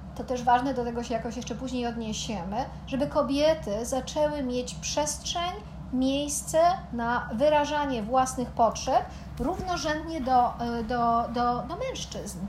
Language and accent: Polish; Poland; Pochodzimy z Polski